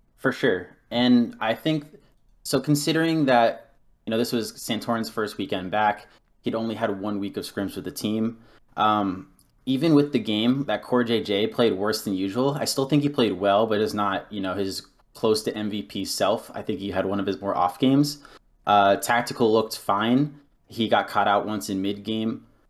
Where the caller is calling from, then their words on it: Fairfax, Virginia, United States; I'm calling from Fairfax, Virginia